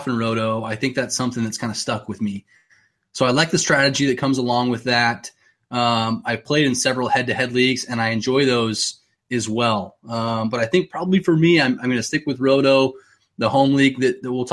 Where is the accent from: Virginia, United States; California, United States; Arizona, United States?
Arizona, United States; Phoenix; I'm from Arizona. So growing up in Phoenix